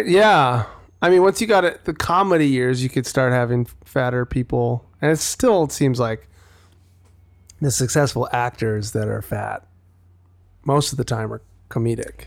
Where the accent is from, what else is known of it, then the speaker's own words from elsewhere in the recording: Wisconsin, United States; now in Los Angeles, United States; growing up in Wisconsin, it was, like, you're not gonna walk to the market